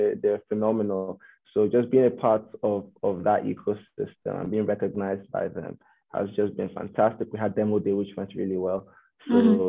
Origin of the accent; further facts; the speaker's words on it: Nigeria; moved away as an adult; now in Canada; Aino and I are both Nigerians, born and raised.